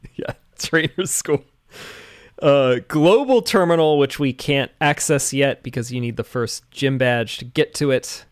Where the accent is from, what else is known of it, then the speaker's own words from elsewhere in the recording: Bainbridge Island, Washington, United States; my hometown, Bainbridge Island